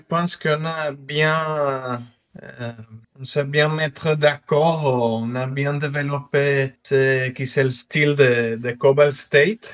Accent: northern Mexico, Mexico; moved away; je suis mexicain, du nord du Mexique, euh, frontière avec les États-Unis

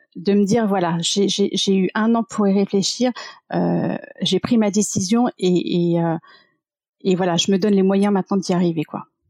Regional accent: Paris region, Île-de-France, France; also born or lived in Michigan, United States; j'ai grandi en région parisienne

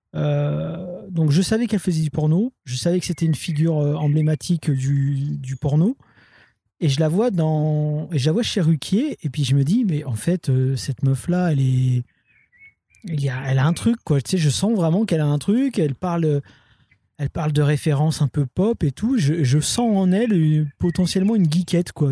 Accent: Roubaix, Hauts-de-France, France; j'étais de Roubaix

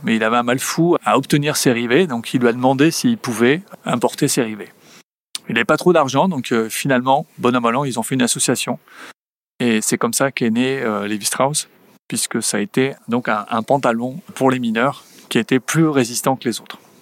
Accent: Basque Country, France; moved away as an adult; also born or lived in Spain; now in United States; en tant que bon basque

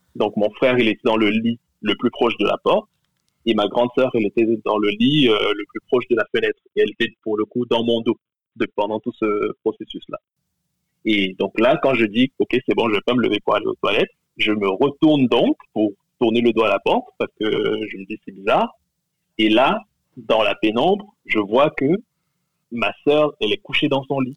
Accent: Cameroon; je suis originaire du Cameroun

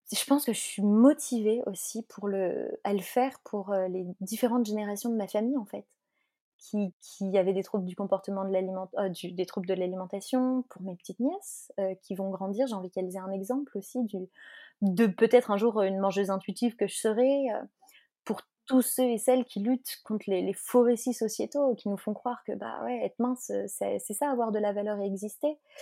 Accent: Belgium; moi je suis belge

